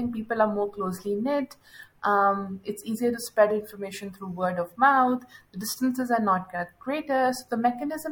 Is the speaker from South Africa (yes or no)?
no; Pakistan; I am from Pakistan